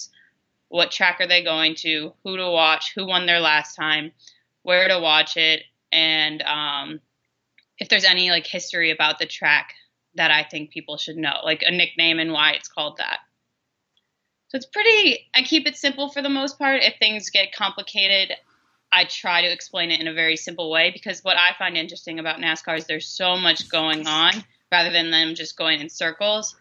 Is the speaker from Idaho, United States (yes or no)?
no; outside Boston, Massachusetts, United States; I grew up outside Boston